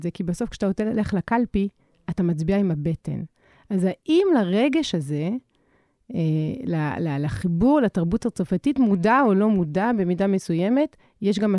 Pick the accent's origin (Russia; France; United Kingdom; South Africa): France; כי מבחינתי, העובדה שכל ילד או ילדה שגדל בצרפת קרא את סאחטר, קרא את אמיל זולה, אני במקרה גדלתי בעיירה שבה היה ביתו של ז'ורז'ק חוסו רוסו.